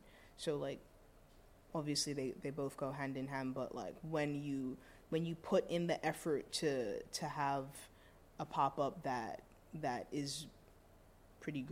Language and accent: English; London, United Kingdom; also born or lived in Brixton; now in New York City, United States; when I'm in London, I go home